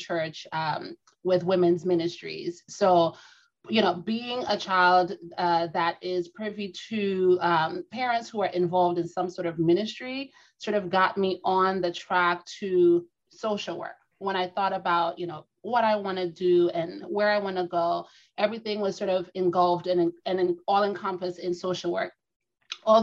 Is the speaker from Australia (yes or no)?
no; Trinidad & Tobago; I am a Trini native